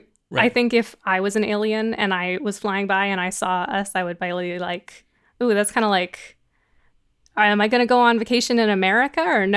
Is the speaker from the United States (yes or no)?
no; Canada; I am Canadian for everyone else because I didn't explain